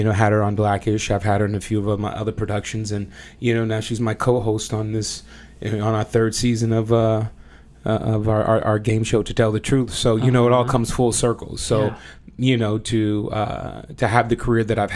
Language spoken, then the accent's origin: English; Compton, California, United States; growing up in Compton, California